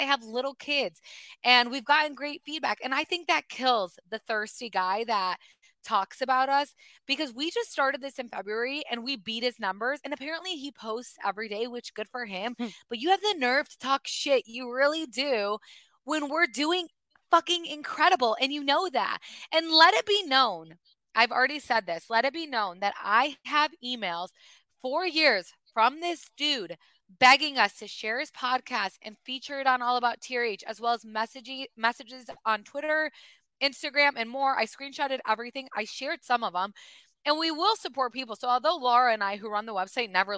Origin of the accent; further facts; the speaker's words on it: Michigan, United States; we're two girls from Michigan